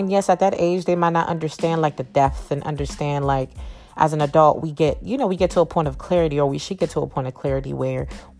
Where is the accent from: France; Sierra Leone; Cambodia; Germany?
Sierra Leone; Freetown, Western Area; moved away; also born or lived in Virginia; Okay, so again, like I shared before, I'm West African. I came from Sierra Leone, Freetown. And I transitioned to Virginia.